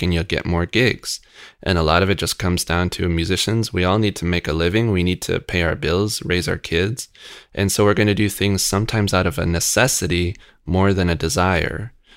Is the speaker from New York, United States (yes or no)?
yes; Rochester, New York, United States; I grew up in Rochester.